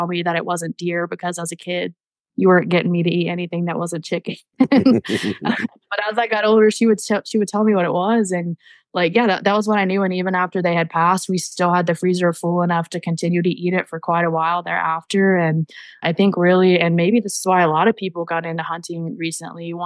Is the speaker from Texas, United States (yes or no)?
yes; Texas, United States; I grew up in Texas